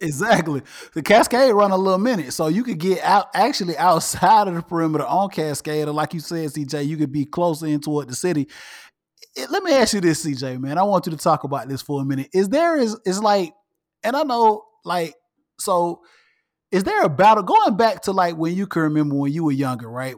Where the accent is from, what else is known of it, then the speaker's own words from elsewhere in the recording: Atlanta, Georgia, United States; I'm from Atlanta, Georgia, and I'm born and raised an Atlanta native